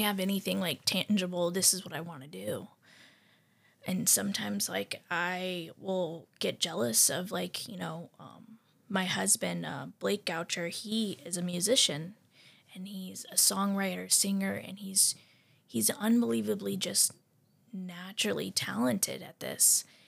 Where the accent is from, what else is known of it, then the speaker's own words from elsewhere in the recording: Tennessee, United States; I grew up in Tennessee